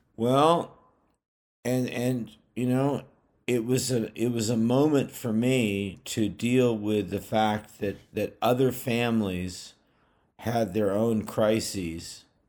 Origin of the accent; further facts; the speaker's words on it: Bay Area, California, United States; moved away; also born or lived in New England; I'm from the Bay Area of California